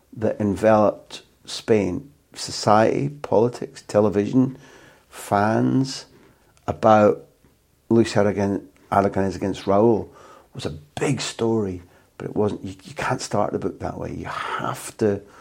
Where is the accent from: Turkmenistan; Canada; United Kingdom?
United Kingdom; moved away; as a Brit abroad